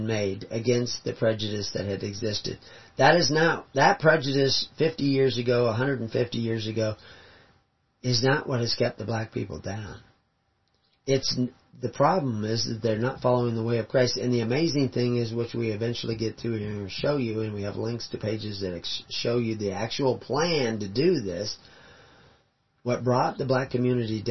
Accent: the South, United States; I grew up in the South

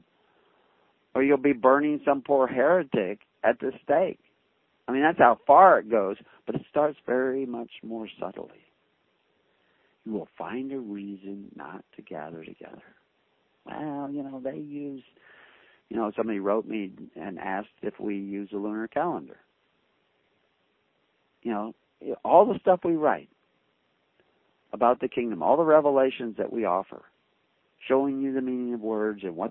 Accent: the South, United States; growing up in the South, there was a bigotry towards blacks

